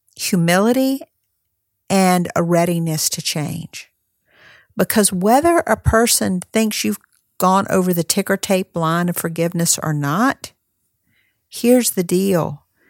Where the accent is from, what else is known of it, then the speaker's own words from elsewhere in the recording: North Carolina, United States; North Carolina, which is, uh, my home state